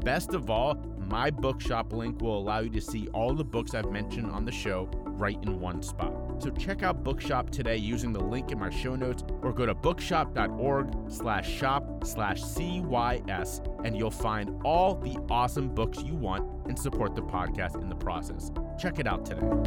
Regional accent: Cincinnati, Ohio, United States; I used to be a Bengals fan growing up in Cincinnati, Ohio

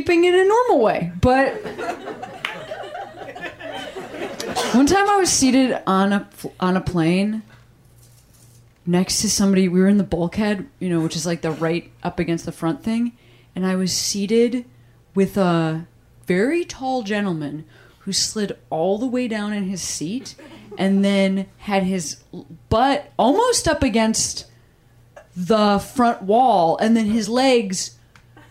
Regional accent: Midwest, United States; now in Los Angeles, United States; I'm like from the Midwest. Literally everything's flat.

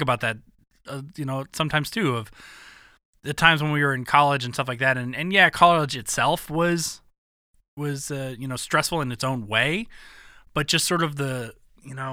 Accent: Atlanta, Georgia, United States; growing up in Atlanta

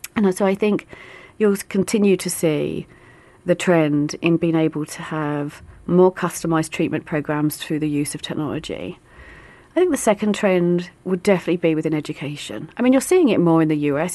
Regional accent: London, United Kingdom; I'm from the East End of London

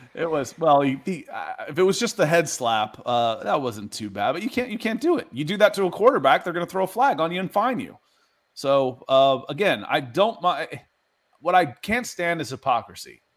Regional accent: Dayton, Ohio, United States; moved away; also born or lived in Akron, Ohio / Columbus, Ohio; I grew up in Dayton. I was born in Akron, and I lived in Columbus for two years. I was a kid

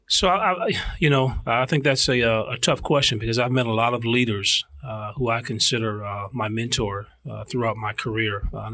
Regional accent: Illinois, United States; growing up in Illinois

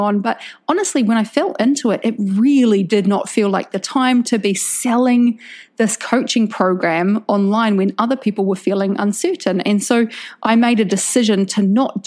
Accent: New Zealand; now in Indonesia; I'm a New Zealander

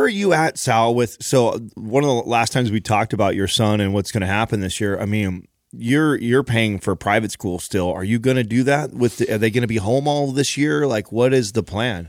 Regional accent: Don Pedro, California, United States; moved away; where I grew up in Don Pedro

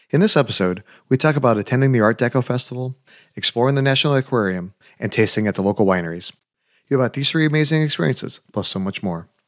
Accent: New Zealand; also born or lived in Australia; I'm a Kiwi, born and born and, born and bred.

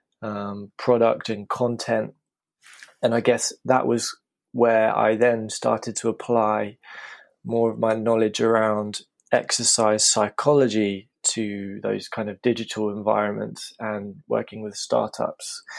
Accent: United Kingdom; I'm from the UK, as you can probably tell from my accent

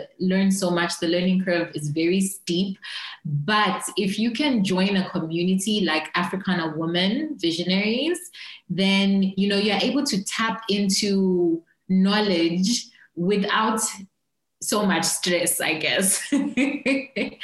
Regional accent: Zambia; I am from Zambia, currently based in Lusaka / Kabwe

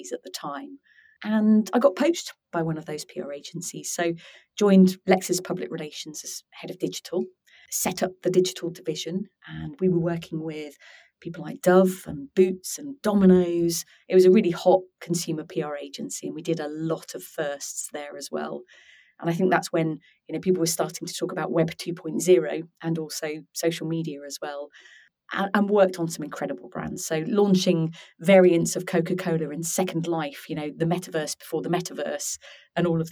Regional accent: Norwich, East of England, United Kingdom; growing up in Norwich at the time

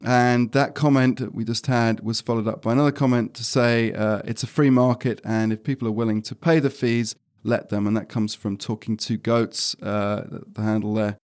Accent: United Kingdom; I'm British

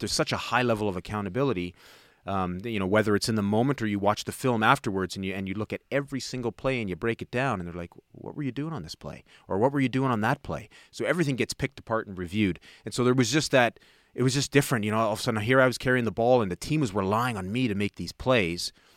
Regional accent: Toronto, Ontario, Canada; I grew up in Toronto, the West End, uh, the city, an area called Etobicoke

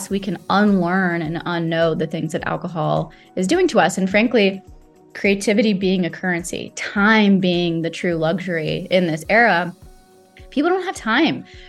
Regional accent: Saudi Arabia; moved away; I grew up in Saudi Arabia

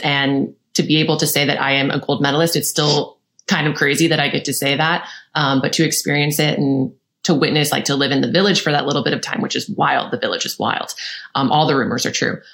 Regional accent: St. Louis, Missouri, United States; I'm from St. Louis, Missouri

